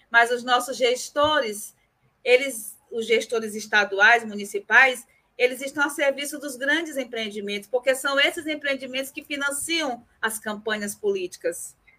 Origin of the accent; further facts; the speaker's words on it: Northeast Region, Brazil; eu sou nordestina